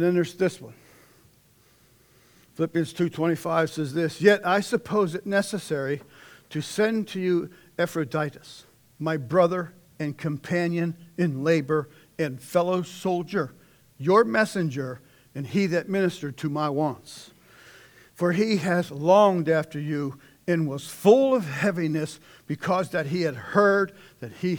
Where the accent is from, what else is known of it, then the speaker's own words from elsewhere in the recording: Pittsburgh, Pennsylvania, United States; from Pittsburgh